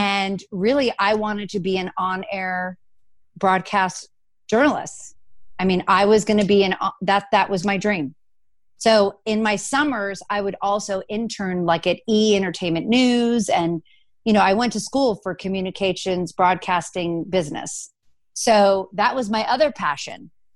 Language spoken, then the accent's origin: English; Los Angeles, California, United States; also born or lived in New York; I grew up in Los Angeles